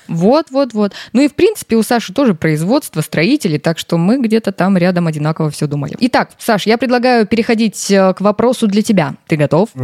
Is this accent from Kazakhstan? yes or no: yes; Kazakhstan; Я сама из Казахстана, и у меня очень много знакомых парней казахов.